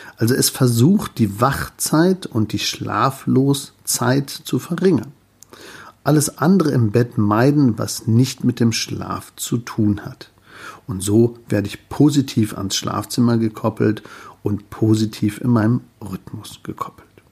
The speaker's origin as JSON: {"language": "German", "country": "Germany", "said": "bei uns in Deutschland"}